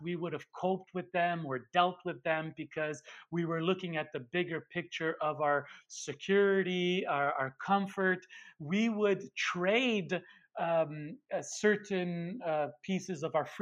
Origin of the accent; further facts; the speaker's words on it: Montreal, Quebec, Canada; I'm Italian from Montreal, coming from an immigrant family.